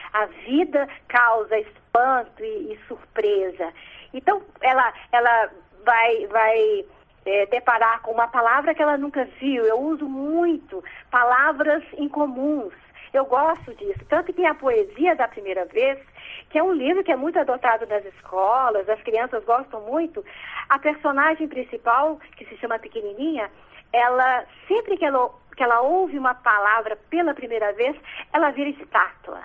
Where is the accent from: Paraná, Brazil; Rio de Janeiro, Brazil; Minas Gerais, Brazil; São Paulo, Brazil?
Minas Gerais, Brazil; Belo Horizonte; also born or lived in Dores do Indaiá; nasci em Dores, Indaiá e novinha. Minha família já se mudou para Belo Horizonte, então no bairro é, Salgado Filho, lá em Belo Horizonte